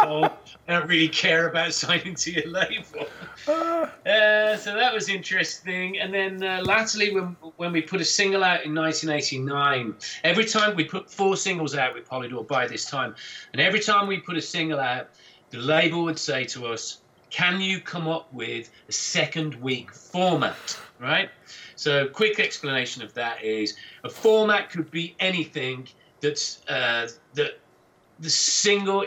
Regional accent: England, United Kingdom; us being English

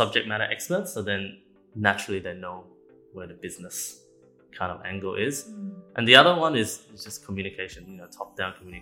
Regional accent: Australia; moved away as an adult; now in Singapore; I'm an Australian, so I've been there for about 8 or so years, and I moved to Singapore

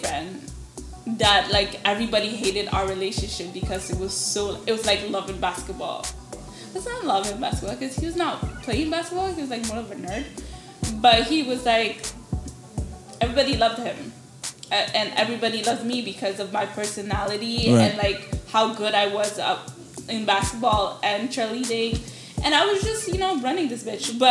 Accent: Montreal, Quebec, Canada; I grew up in Montreal, like, so it's 18 to get in the club.

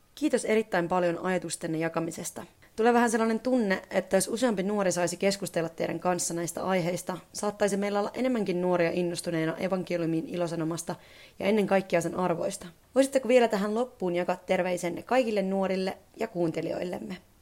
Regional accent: Finland; kotimaastani, Suomesta

